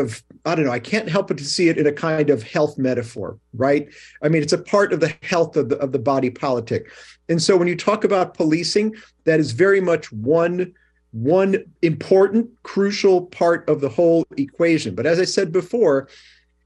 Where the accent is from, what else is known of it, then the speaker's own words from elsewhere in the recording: Chicago, Illinois, United States; moved away as an adult; now in New York, United States; I grew up in Chicago. I moved here when I was 18.